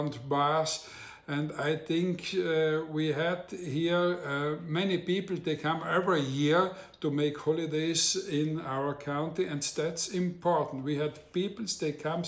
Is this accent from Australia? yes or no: no; Val Venosta, South Tyrol, Trentino-Alto Adige, Italy; English is a second language; I am from Venosta